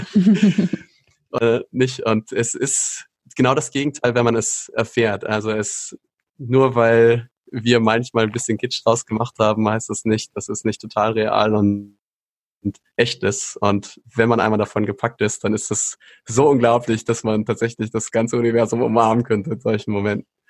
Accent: Schleswig-Holstein, Germany; moved away as an adult; now in Hesse, Germany; bin aber gebürtiger Norddeutscher, also dort oben, wo es richtig flach ist, kalt, windig, zügig, ähm, viel Regen. Dort bin ich aufgewachsen in Schleswig-Holstein

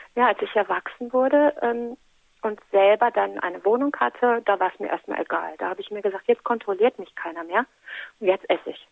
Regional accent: Menden, North Rhine-Westphalia, Germany; bei uns in Menden

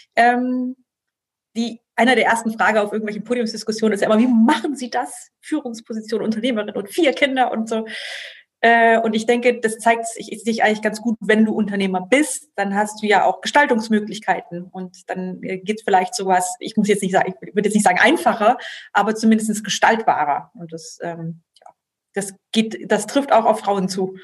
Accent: Germany; ich bin hier aufgewachsen als, ähm, Protestante, als norddeutsche Protestantin

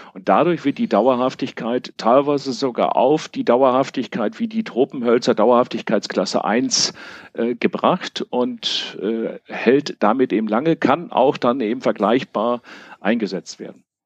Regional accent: Münster, North Rhine-Westphalia, Germany; ich komme aus Münster

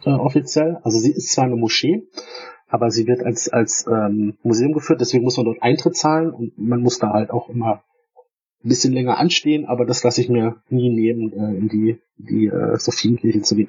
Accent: Stuttgart, Baden-Württemberg, Germany; ich komme ja aus, aus dem Raum Stuttgart

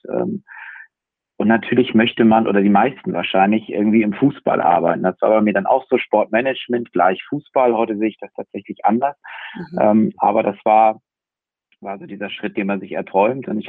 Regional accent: Bremen, Germany; als Bremer ist man ja arg gebeutelt.

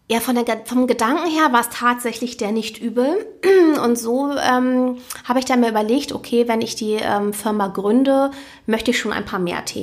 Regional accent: Hamburg, Germany; ich bin gebürtige Hamburgerin.

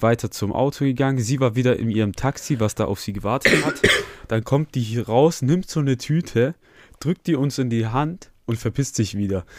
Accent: Germany; wir sind aus Deutschland

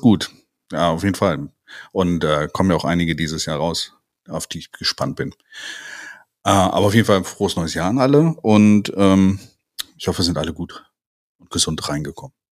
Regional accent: near Cologne, North Rhine-Westphalia, Germany; wir kommen ja quasi aus der Nähe von Köln

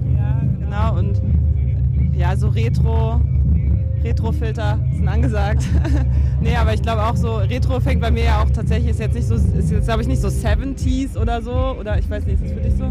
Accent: Neustrelitz, Mecklenburg-Vorpommern, Germany; kommen wir ja beide aus Neustrelitz

